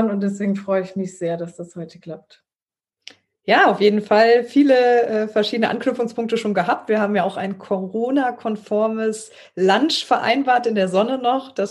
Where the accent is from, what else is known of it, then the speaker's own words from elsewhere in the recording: Trier, Rhineland-Palatinate, Germany; also born or lived in Konz; ich bin aufgewachsen in Trier und Konz, ein kleines Städtchen vor Trier